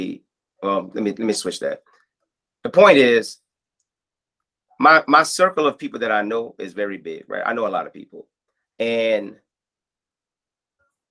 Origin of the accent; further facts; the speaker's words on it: Lafayette, United States; being born and raised in Lafayette, like my roots are there.